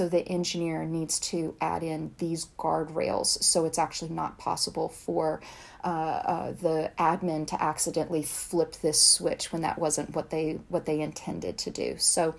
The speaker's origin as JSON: {"language": "English", "region": "the South", "country": "United States", "accent": "Southern", "said": "taken seriously as a young woman from the South, there were very few things that I could change, but my accent was one of them. So I worked really hard to change that."}